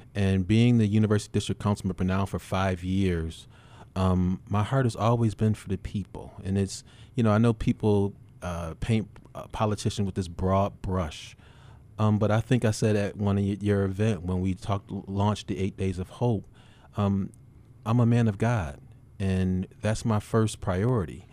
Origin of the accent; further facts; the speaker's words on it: Buffalo, New York, United States; I'm born and raised in Buffalo.